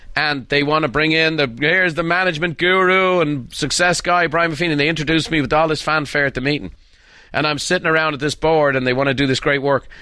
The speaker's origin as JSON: {"language": "English", "country": "Ireland", "tie": "born or raised there", "said": "as a boy growing up in Ireland."}